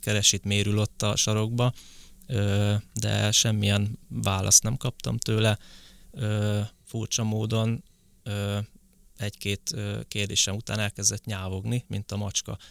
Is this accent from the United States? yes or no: no; Borsod-Abaúj-Zemplén, Hungary; now in Budapest, Hungary; én eredetileg Borsod megyei vagyok, úgyhogy onnan kerültem fel Pestre.